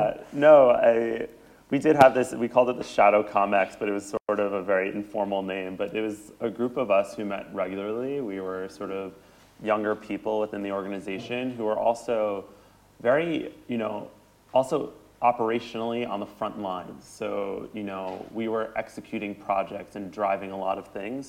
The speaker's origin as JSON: {"language": "English", "region": "New York", "country": "United States", "tie": "born or raised there", "said": "I grew up in New York"}